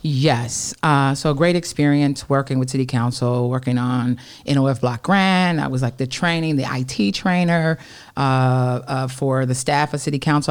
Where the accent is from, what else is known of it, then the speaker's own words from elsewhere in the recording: Detroit, Michigan, United States; also born or lived in Oak Park, Michigan; Born and raised in Detroit on the Northwest side, Burlingame and Dexter